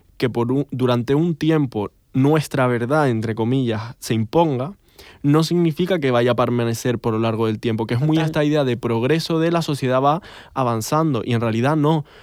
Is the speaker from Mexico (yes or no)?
no; Canary Islands, Spain; que yo no sé hacer porque soy canario